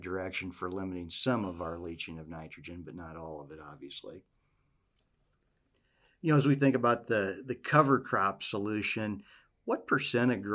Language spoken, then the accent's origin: English; Western Iowa, United States; moved away; I grew up in Western Iowa